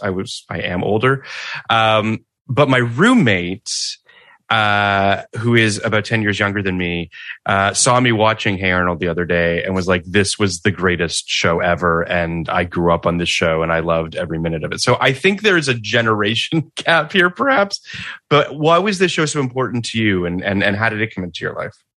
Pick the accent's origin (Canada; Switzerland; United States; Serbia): Canada; I grew up in Canada.